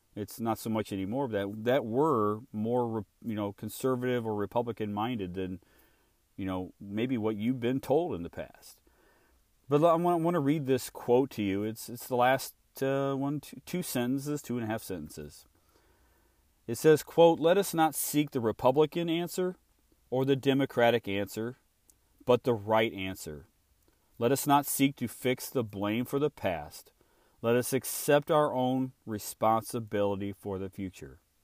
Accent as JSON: {"language": "English", "region": "Illinois", "country": "United States", "tie": "born or raised there", "said": "I was born and raised in Illinois"}